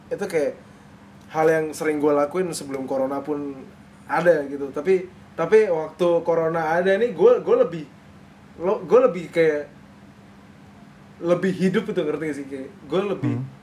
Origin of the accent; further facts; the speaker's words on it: Java, Indonesia; gue kebetulan nggak besar di timur tapi gue besar di Jawa